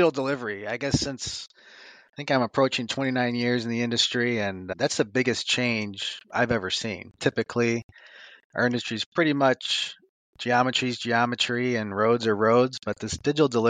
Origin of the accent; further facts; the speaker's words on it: Rolling Meadows, Illinois, United States; I grew up in Rolling Meadows, Illinois, and I used to campaign with my mom door to door